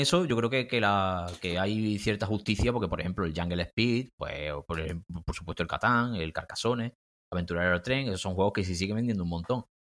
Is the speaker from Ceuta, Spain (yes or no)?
no; Córdoba, Andalusia, Spain; also born or lived in Granada; volví a mi ciudad natal, que es Córdoba